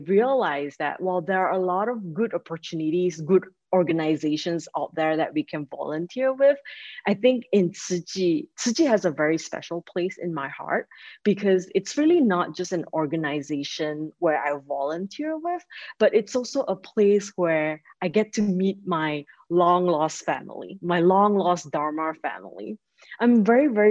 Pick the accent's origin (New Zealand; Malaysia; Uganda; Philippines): Malaysia; moved away as an adult; also born or lived in Michigan, United States; now in Chicago, United States; I'm originally from Malaysia, and I came to the United States 15 years ago for college